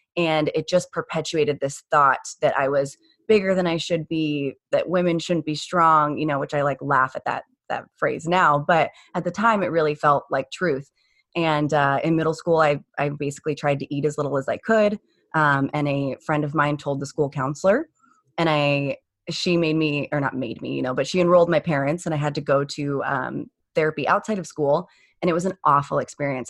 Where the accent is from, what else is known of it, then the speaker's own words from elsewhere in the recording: Phoenix, Arizona, United States; born and raised in Phoenix.